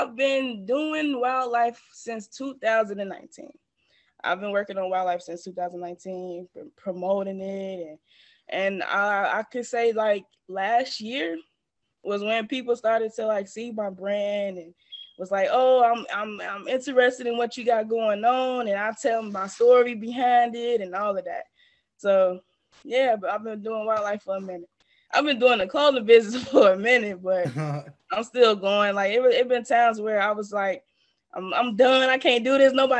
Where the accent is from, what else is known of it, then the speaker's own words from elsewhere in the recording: Markham, Illinois, United States; I am from the suburbs of Chicago. So I grew up in Markham, Illinois